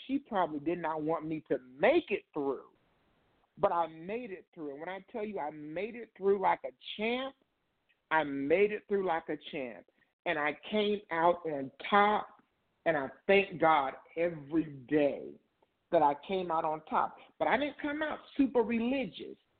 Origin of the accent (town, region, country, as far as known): Indiana, United States; moved away as an adult; now in Ohio, United States